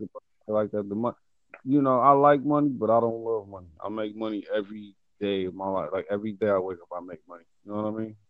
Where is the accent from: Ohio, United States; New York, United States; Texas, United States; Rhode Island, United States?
Ohio, United States; I'm from America, man. Ohio, the states.